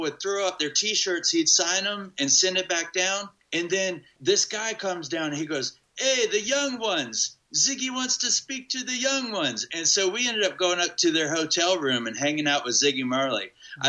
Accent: Hillsborough, North Carolina, United States; In Hillsborough.

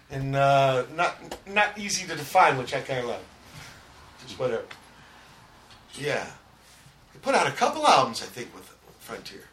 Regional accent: San Pedro, California, United States; we're from Pedro, and there ain't no punk scene, man

